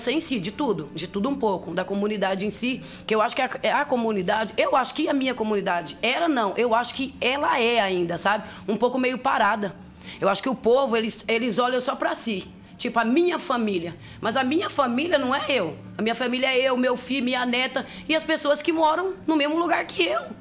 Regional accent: Toledo, Paraná, Brazil; now in Londrina, Brazil; em Toledo, sou de Toledo.

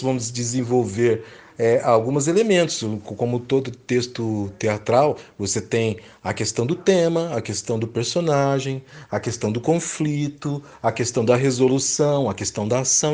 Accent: Londrina, Paraná, Brazil; eu sou londrinense

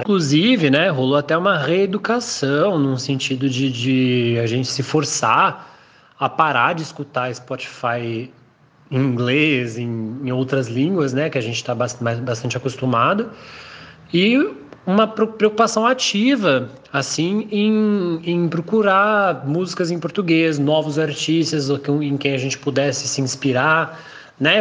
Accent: São José dos Campos, São Paulo, Brazil; moved away; na minha cidade natal ainda, né, lá em São José dos Campos.

